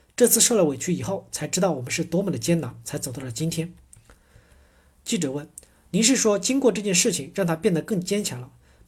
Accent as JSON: {"language": "Chinese", "country": "China", "said": "我们中国和加拿大两个国家其实都是受害国家"}